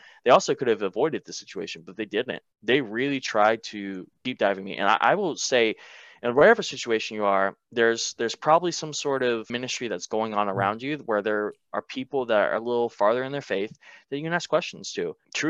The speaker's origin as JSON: {"language": "English", "region": "the Bible Belt", "country": "United States", "tie": "born or raised there", "said": "Because I grew up in the Bible Belt, but I wasn't serious about it."}